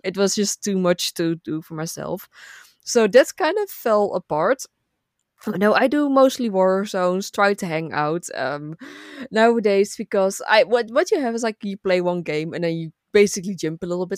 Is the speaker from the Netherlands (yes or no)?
yes; Netherlands; first language Dutch; English is a second language; I'm from the Netherlands